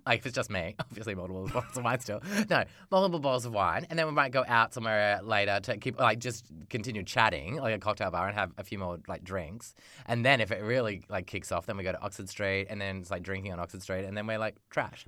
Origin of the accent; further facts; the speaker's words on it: Australia; being an Australian, like, a, a young person in Australia growing up